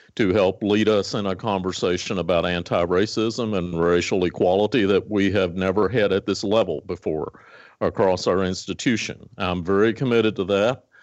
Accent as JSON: {"language": "English", "area": "Botetourt County", "region": "Virginia", "country": "United States", "tie": "born or raised there", "moved": "yes", "lives_now": "Lincoln, United States", "said": "my first day to get on the school bus to go to the public school in Botetourt County, Virginia, in Western Virginia"}